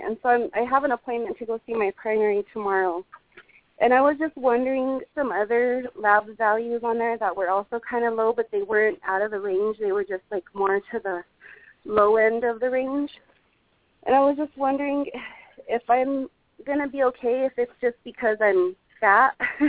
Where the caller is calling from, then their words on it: Colorado, United States; I'm calling from Colorado.